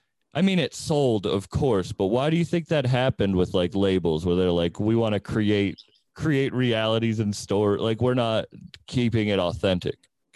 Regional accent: Boston, Massachusetts, United States; I'm from Massachusetts. I'm from Boston, and I don't know. It's a smaller scene, so they don't have like their own music.

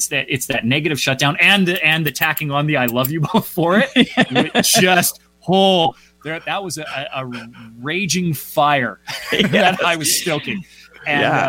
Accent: Calgary, Alberta, Canada; also born or lived in Vancouver / Toronto; my hometown of Calgary, Alberta

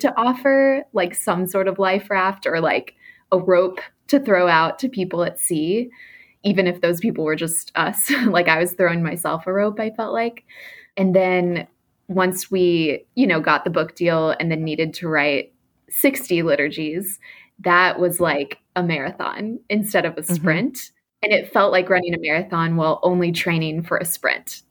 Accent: Texas, United States; now in New York, United States; I was raised in the South in a Christian family, specifically in Texas

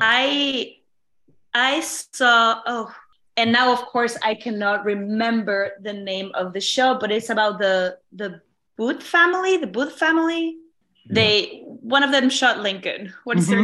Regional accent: Mexico; now in New York, United States; I'm, I'm from Mexico

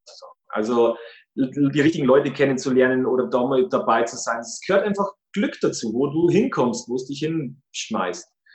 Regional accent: Regensburg, Bavaria, Germany; Bei uns in Regensburg

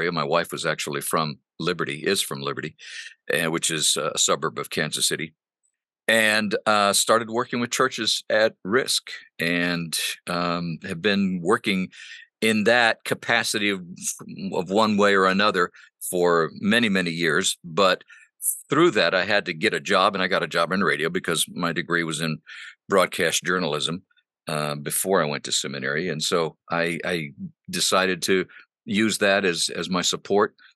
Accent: Honduras; first language Spanish; English is a second language; My parents were missionaries. And I grew up in Honduras speaking Spanish. Spanish is my first language

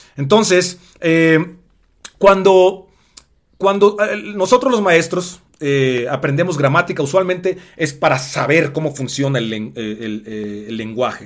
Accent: Mexico; el negro más guapo, blaxicano

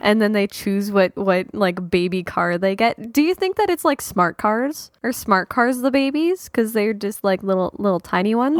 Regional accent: Canada; being Canadian

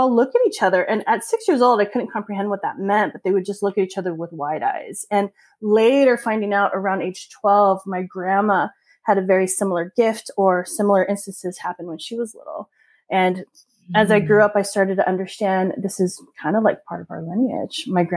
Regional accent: San Diego, California, United States; Born and raised in San Diego

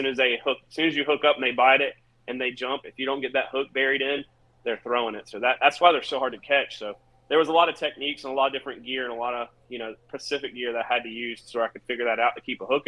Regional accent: North Carolina, United States; moved away; I'm from North Carolina. I moved here like 15 years ago.

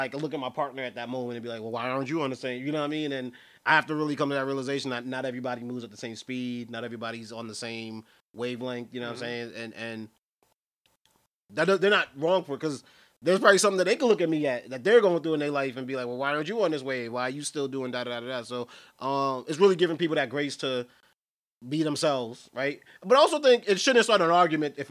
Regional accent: New York City, New York, United States; we're from New York City

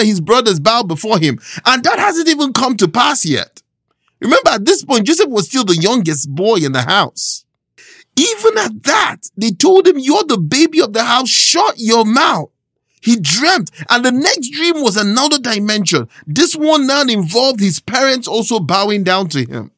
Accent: Nigeria; moved away; I was born and raised in Nigeria, and there's a phrase that we have back home

